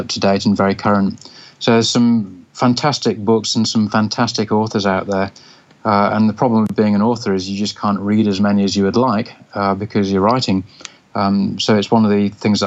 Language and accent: English; Zambia; now in Sydney, Australia; I spent a lot of my formative years growing up in Zambia and love the country dearly